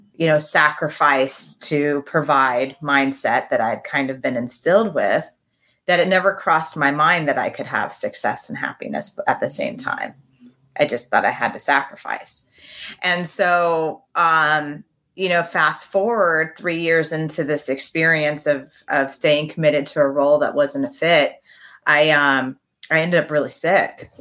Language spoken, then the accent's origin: English; Midwest, United States; I come from the Midwest